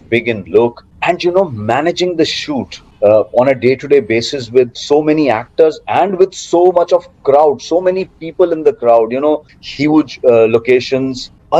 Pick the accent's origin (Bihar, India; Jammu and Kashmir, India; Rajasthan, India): Rajasthan, India; Jaipur; also born or lived in Ludhiana / Delhi / Faridabad; But I think my major, the grown-up period of my life, you know, when you are like 12, 13 and till the age of 20, I was in Jaipur.